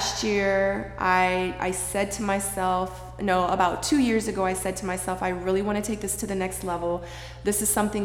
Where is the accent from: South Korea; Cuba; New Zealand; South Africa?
South Korea; Seoul; moved away; I was born in Seoul, Korea a long time ago.